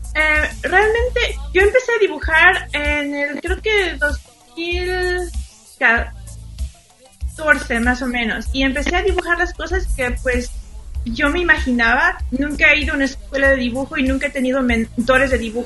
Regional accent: Xalapa, Veracruz, Mexico; Spanish is a second language; moved away; en Jalapa, Veracruz, donde yo crecí

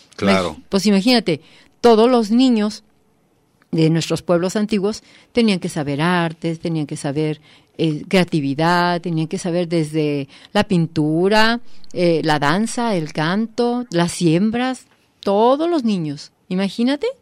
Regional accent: Mexico; nosotros como mexicanos

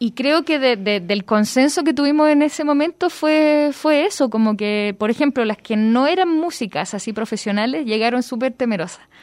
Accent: Chile; now in Guadalajara, Mexico; soy chilena, llego a Guadalajara

